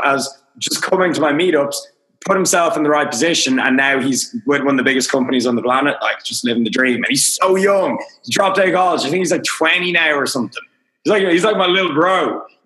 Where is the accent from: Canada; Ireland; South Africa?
Ireland; Dublin, Leinster; I'm Irish. I'm from Dublin. I live in Dublin.